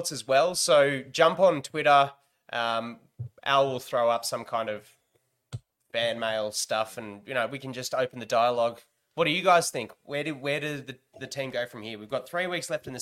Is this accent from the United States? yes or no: no; Australia; we're pretty ruffians, us Australians